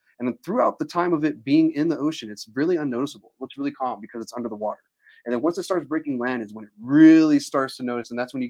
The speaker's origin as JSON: {"language": "English", "region": "New Mexico", "country": "United States", "also_born_or_lived": "Hawaii", "said": "I was from New Mexico."}